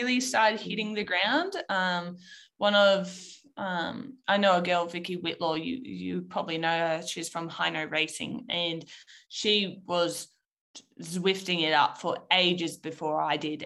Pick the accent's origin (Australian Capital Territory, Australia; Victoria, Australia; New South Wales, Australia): Australian Capital Territory, Australia; Canberra; So I'm from Canberra. I was born and raised.